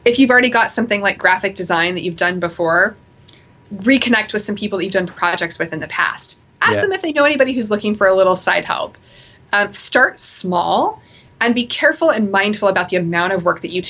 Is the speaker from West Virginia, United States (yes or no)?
no; Portland, Oregon, United States; I'm from Portland, so I'm from the Pacific Northwest.